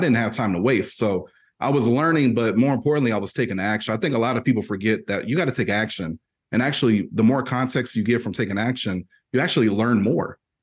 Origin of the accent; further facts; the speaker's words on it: Purdue University country, Indiana, United States; I'm from, I'm from Purdue University country. So if you know anything about the Boilermakers, that's where I currently reside. That's where I was born too